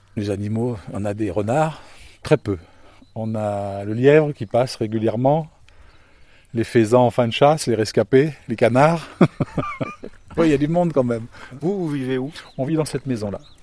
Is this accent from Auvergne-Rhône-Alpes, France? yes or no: yes; Lyon, Auvergne-Rhône-Alpes, France; moved away as an adult; also born or lived in Loire / Île-de-France; now in Villeherviers, France; je suis citadin au départ. Hein. Je suis né en ville, à Lyon